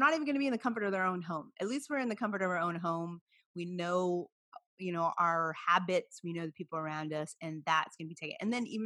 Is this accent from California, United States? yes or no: yes; Watsonville, California, United States; where I'm from Watsonville, the Santa Cruz County Fair